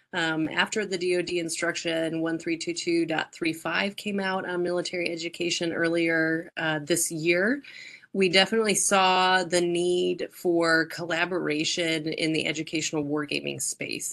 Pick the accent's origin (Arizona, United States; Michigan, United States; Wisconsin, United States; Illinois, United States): Arizona, United States; moved away as an adult; also born or lived in Quantico, Virginia; I'm from Arizona